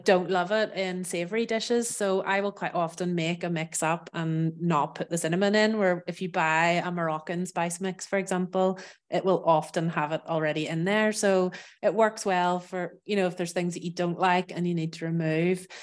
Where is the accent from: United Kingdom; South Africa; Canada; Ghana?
United Kingdom; Northern Ireland; moved away as an adult; also born or lived in south of France; now in France; I'm from Ireland, from Northern Ireland